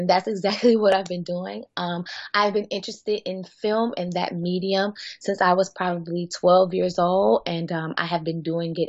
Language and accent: English; Columbia, South Carolina, United States; moved away as an adult; also born or lived in Florida; now in Washington, D.C., United States; I'm originally from Columbia, South Carolina, but I'm now located in Washington, D.C. area, and I absolutely love it here.